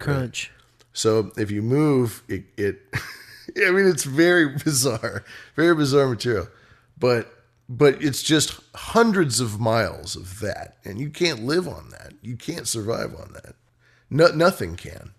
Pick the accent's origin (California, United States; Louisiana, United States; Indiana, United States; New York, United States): California, United States; as a Californian